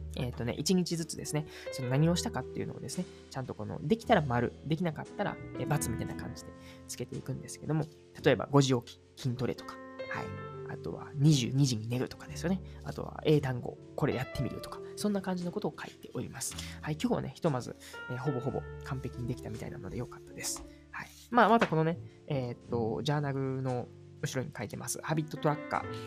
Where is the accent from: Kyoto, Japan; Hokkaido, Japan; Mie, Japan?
Kyoto, Japan; Uji; 僕の地元である宇治市